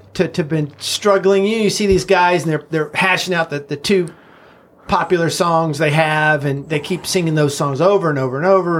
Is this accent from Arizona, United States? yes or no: no; Knoxville, Tennessee, United States; also born or lived in Los Angeles, United States; now in Nashville, United States; I was born in Knoxville, so this is kind of my home